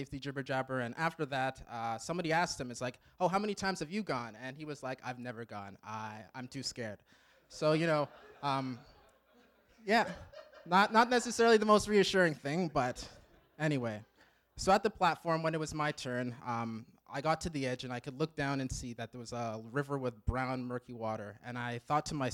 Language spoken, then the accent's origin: English; Regina, Saskatchewan, Canada; moved away as an adult; originally, I'm from Regina, Saskatchewan. I grew up in a good Christian home.